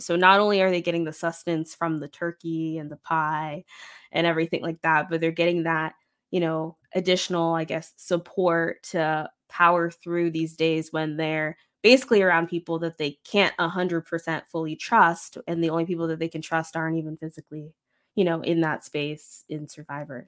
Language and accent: English; Florida, United States; moved away; also born or lived in Midwest; I'm from Florida, so that's, like, fake South, I guess, but it does has Southern elements, but I've also lived in the Midwest